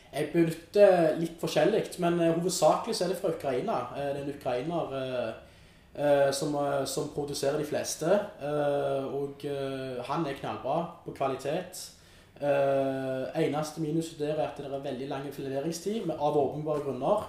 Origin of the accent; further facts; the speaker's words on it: Stavanger, Rogaland, Norway; moved away as an adult; now in Oslo, Norway; hjemme i Stavanger